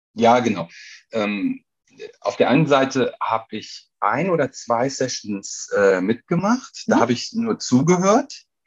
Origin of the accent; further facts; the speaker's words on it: Krefeld, North Rhine-Westphalia, Germany; also born or lived in Duisburg; ich bin in Krefeld aufgewachsen, ne? also Duisburg nur geboren